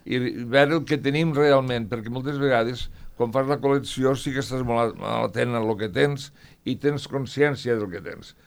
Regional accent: Lleida, Catalonia, Spain; sóc un lleidatà que estima molt Lleida

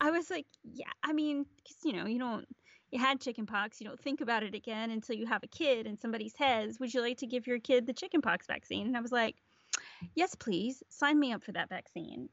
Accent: United States; moved away; as an American living outside the U S

